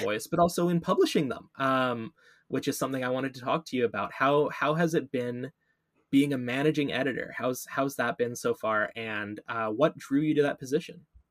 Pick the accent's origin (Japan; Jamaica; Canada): Canada